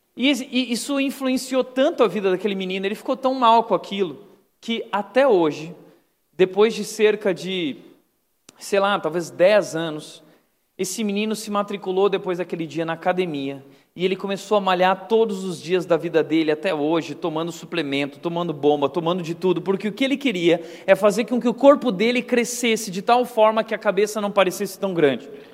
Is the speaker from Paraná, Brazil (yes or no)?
no; Gaúcho, Rio Grande do Sul, Brazil; Eu sou gaúcho